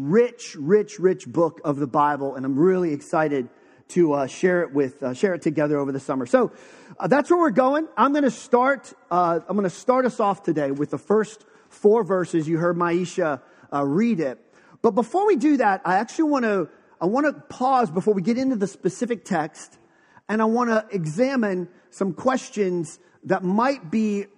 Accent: Western Pennsylvania, United States; moved away; also born or lived in Texas; I was born in Western Pennsylvania

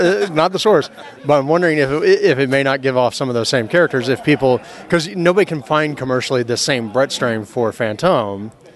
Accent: Pasadena, California, United States; my hometown of Pasadena

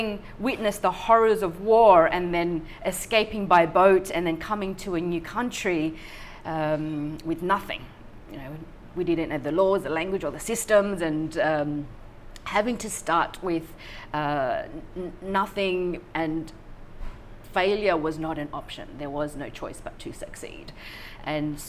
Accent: Sydney, New South Wales, Australia; born or raised there; also born or lived in Vietnam / Thailand

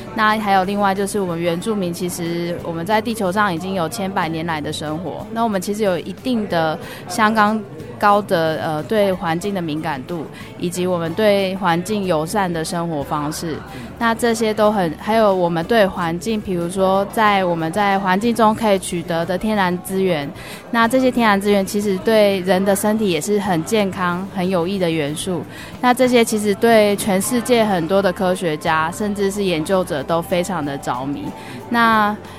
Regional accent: Taiwan; 因为我的身份，我是来自于台湾

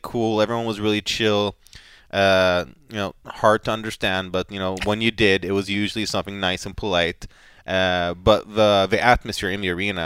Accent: Sweden; in my home country of Sweden

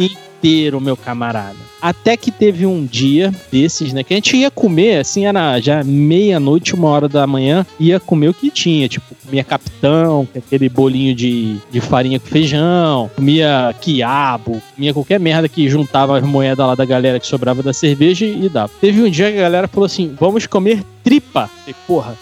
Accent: Rio de Janeiro, Brazil; moved away as an adult; also born or lived in Cabo Frio; now in São Paulo, Brazil; eu sou original do Rio de Janeiro, fui morar no interior do Rio de Janeiro, em Cabo Frio, mas para ser exato, eu vim para São Paulo para trabalhar

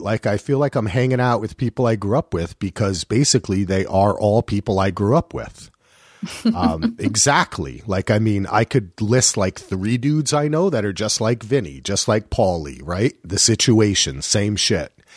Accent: New Jersey, United States; I'm from New Jersey

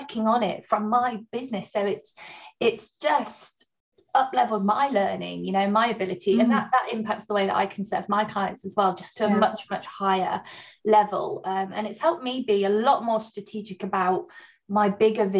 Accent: Barmouth, Wales, United Kingdom; moved away as an adult; also born or lived in Newcastle; now in Lincoln, United Kingdom; I grew up in Barmouth

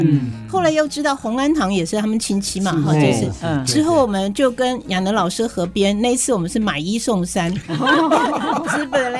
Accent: Hsinchu, Hsinchu City, Taiwan; moved away; 真的很开心回到我的故乡。最近这个时刻，我还得跟。跟大家说，我是新竹女中毕业的，

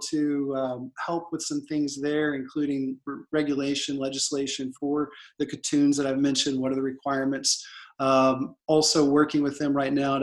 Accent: Oklahoma, United States; moved away as an adult; also born or lived in Moscow, Russia; now in Montenegro; I'm from Oklahoma, or America

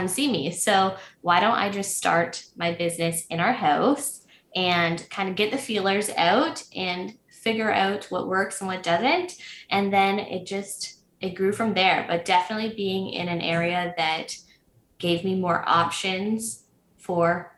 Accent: Prince Edward County, Ontario, Canada; moved away as an adult; now in Belleville, Canada; I was born and raised in Prince Edward County, which is the hot spot in Ontario lately

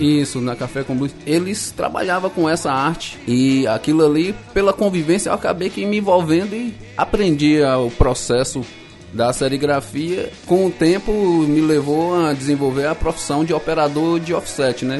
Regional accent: Vitória da Conquista, Bahia, Brazil; eu sou aqui de Vitória da Conquista mesmo, Bahia

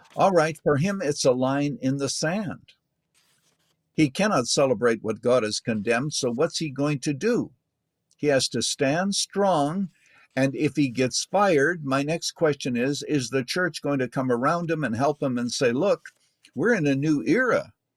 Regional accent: Canada; I was born in Canada

